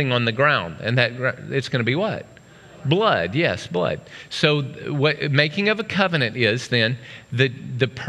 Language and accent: English; Oklahoma, United States; I grew up in Oklahoma